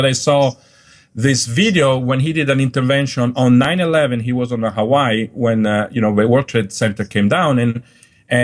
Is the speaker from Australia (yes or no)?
no; Dolomites, Italy; also born or lived in Germany / Switzerland / Colombia; now in United States; So Sicily is very different from my hometown in Dolomites, in the Alps, right?